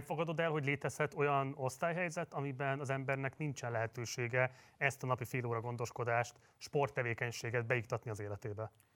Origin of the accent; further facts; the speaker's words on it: Hungary; Magyarországon élünk, magyarok vagyunk